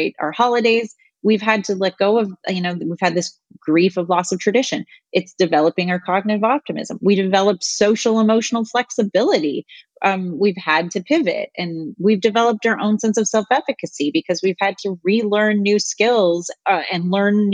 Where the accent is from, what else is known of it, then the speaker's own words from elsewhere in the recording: Canada; moved away as an adult; also born or lived in London, Ontario; now in United States; I'm Canadian